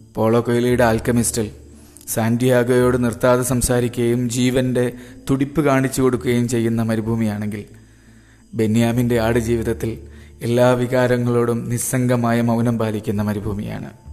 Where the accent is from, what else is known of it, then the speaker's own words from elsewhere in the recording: Kondotty, Kerala, India; Kondotty കാന്തക്കാട് U P school എന്ന് പറഞ്ഞൊരു സ്കൂളിലാണ് പിന്നെ യു പി ഉണ്ടാവുക